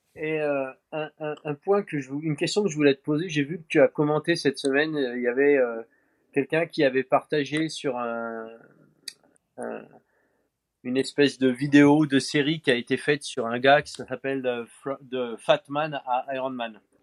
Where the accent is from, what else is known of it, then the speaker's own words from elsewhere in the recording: France; chez nous en France